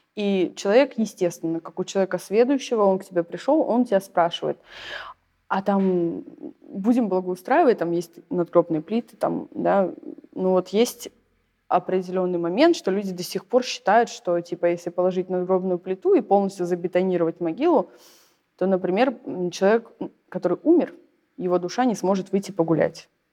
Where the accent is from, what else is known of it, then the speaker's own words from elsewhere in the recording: Saint Petersburg, Russia; moved away; also born or lived in southern Russia; я из Питера, и живу сейчас на юге